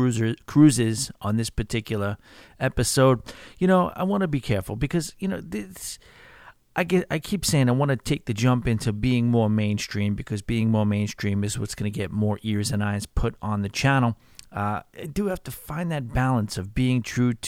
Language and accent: English; New York, United States; accent: New York; also born or lived in Pittsburgh; my New York accent